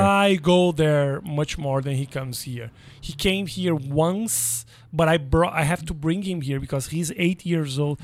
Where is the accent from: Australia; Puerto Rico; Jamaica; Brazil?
Brazil; now in United States